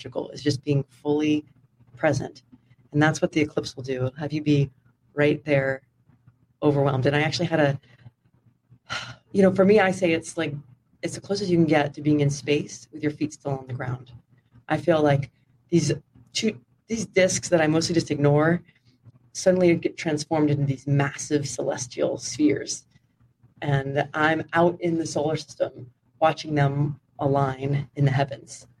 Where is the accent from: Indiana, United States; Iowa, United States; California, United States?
California, United States; Sonoma County, Northern; also born or lived in Houston, Texas; I grew up in Sonoma County, so Northern California, about an hour north of San Francisco